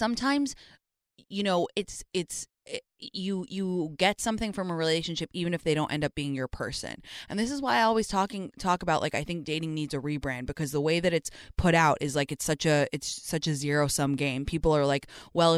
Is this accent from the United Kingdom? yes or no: yes; London, United Kingdom; moved away as an adult; I went to North London Collegiate